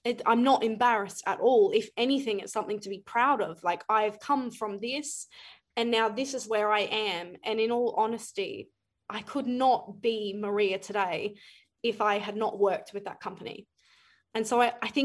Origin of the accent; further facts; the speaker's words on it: Brisbane, Queensland, Australia; also born or lived in Ipswich, Queensland; I grew up in Brisbane. I went to primary school in Brisbane, but I have grown in Ipswich